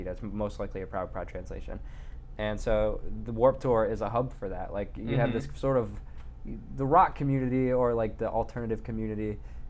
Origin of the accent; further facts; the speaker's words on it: Detroit, Michigan, United States; So I grew up in Detroit, and I still live there. I still actually live in the house I grew up in.